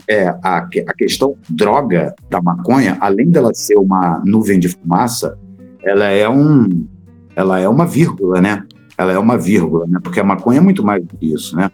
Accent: Rio de Janeiro, Brazil; Sou do Rio de Janeiro

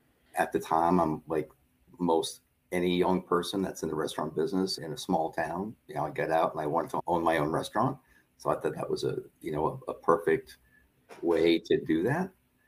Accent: Long Island, New York, United States; moved away as an adult; I grew up in Long Island, New York

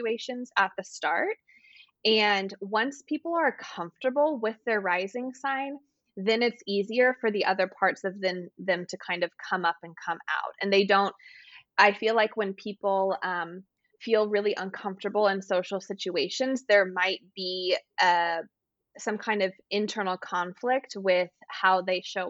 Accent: Texas, United States; moved away; I'm from Texas originally, and I have lived in places with long winters

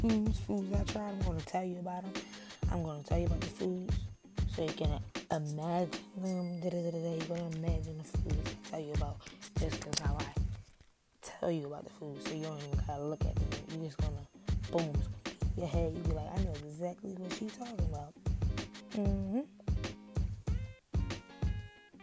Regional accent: Philadelphia, Pennsylvania, United States; I'm from Philadelphia.

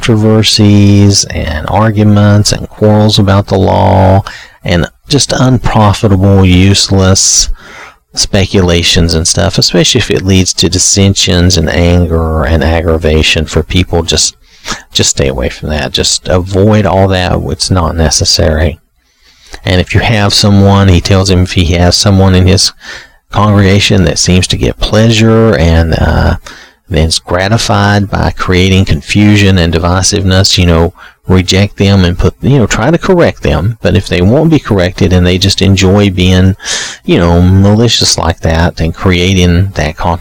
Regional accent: the South, United States; I'm from the South

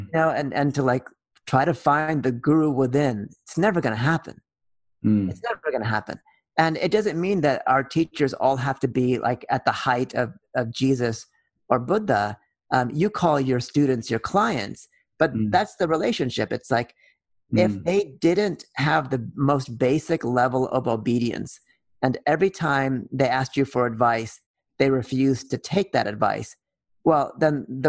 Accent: Oakland, California, United States; also born or lived in Berkeley, California; I grew up in Oakland and Berkeley, California.

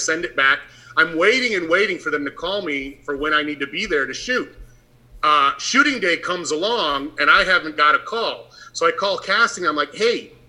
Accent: Flint, Michigan, United States; moved away; when I was a kid, growing up in Michigan, Flint, Michigan, of all places

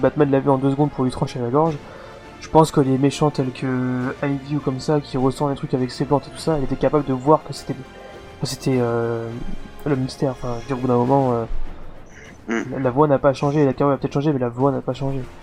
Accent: France; vous êtes français comme nous

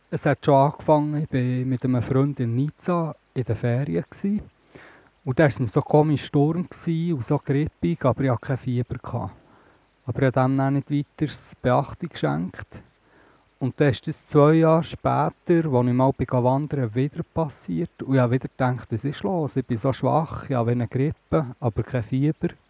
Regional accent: Bern, Switzerland; Ich komme von Bern, von der Stadt selber.

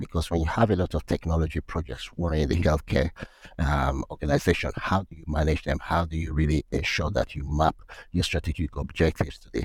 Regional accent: Nigeria; moved away; also born or lived in United Kingdom / South Africa / Netherlands; work in Nigeria, my home country

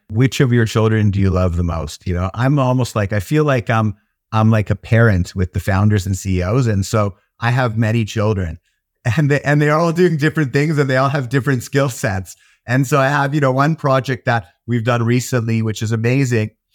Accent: Toronto, Ontario, Canada; also born or lived in Israel; now in United Kingdom; I grew up in Toronto in Canada

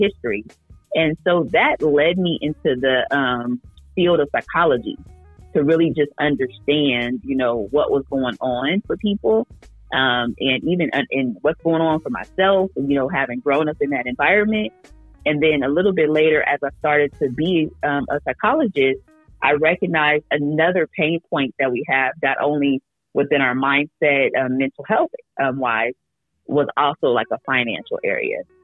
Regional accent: Oakland, California, United States; I grew up in Oakland

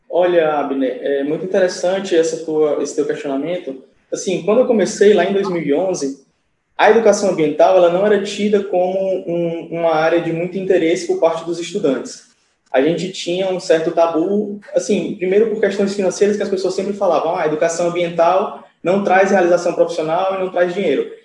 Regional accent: Fortaleza, Ceará, Brazil; eu sou de Fortaleza

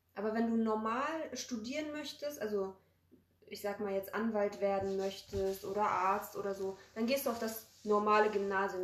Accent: Poland; now in Germany; wir kommen aus Polen

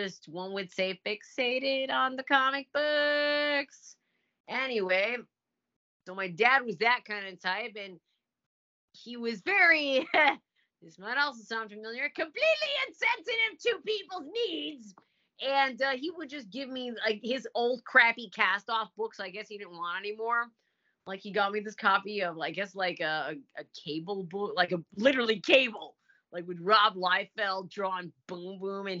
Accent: Orlando, Florida, United States; I grew up in Orlando.

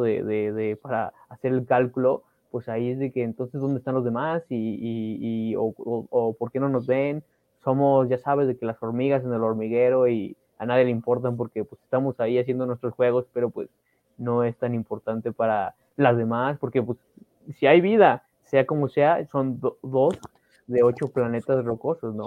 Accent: Mexico; como mexicanos

